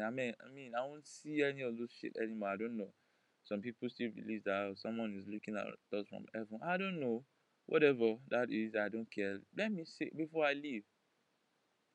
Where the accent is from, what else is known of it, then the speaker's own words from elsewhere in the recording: Nigeria; I'm a Nigerian